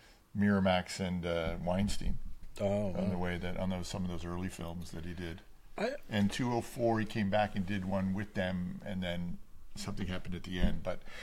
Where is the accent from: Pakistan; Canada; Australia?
Canada; I'm Canadian.